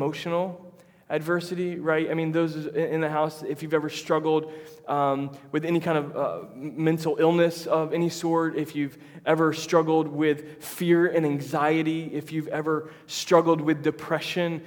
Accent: Tampa, Florida, United States; now in Jacksonville, United States; I'm from Tampa originally.

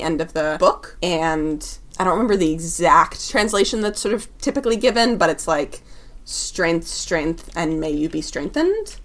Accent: Seattle, Washington, United States; also born or lived in California; I lived in Seattle from the time I was nine until the time I was 17. I basically consider it my hometown

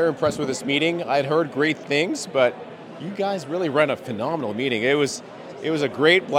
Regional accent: Canada; moved away; I'm a Canadian originally, so, you know, cold is really, really cold

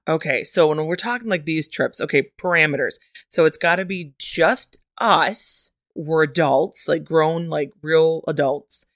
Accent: Michigan, United States; That is the official state motto of my home state, Michigan

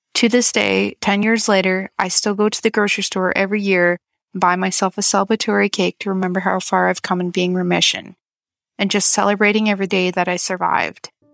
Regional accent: Canada; I'm from Canada

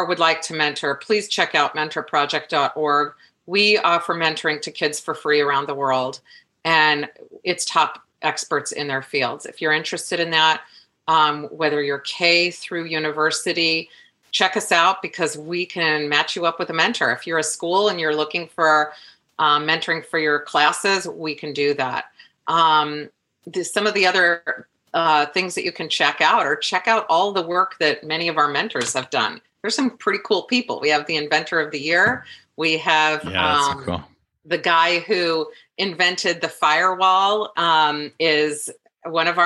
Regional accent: Des Moines, Iowa, United States; now in New York, United States; I'm from Iowa.

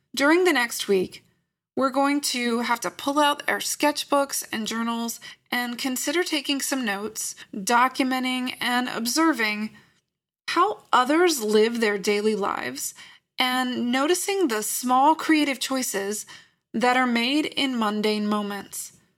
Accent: Lynchburg, Virginia, United States; I grew up in Lynchburg, Virginia

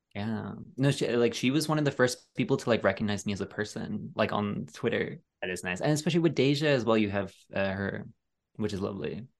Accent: Ireland; I'm being bullied for being Irish.

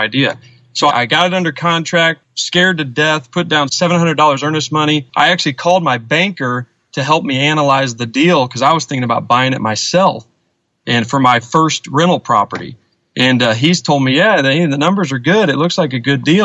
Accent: St. Louis, Missouri, United States; now in Girard, United States; I grew up in St. Louis, and my dad moved us back to our hometown of Girard, Illinois, which is really close to Springfield, and I've lived here since I was 18

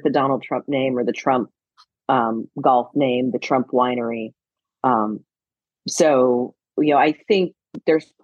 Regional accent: Clearwater, Florida, United States; I grew up in Clearwater

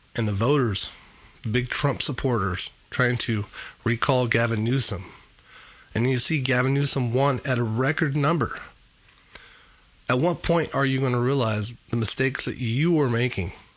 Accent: Fresno, California, United States; also born or lived in Clovis, California; Growing up in Fresno

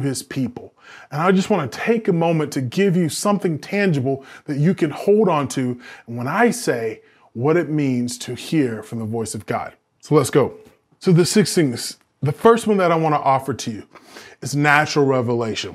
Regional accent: the South, United States; I'm from the South. We have all these, like, Southern phrases

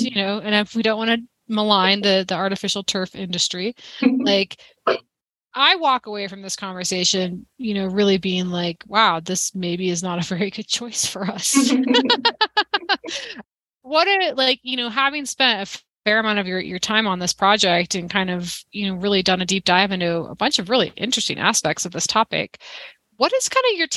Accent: Wyoming, United States; moved away; I'm from Wyoming originally, and so and I played soccer in high school

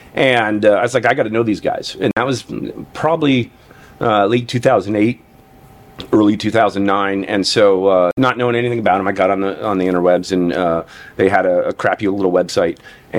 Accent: Incline Village, Nevada, United States; So I grew up in Incline Village, Nevada, and. Very small town of permanent residents, I think like 2,500 permanent residents.

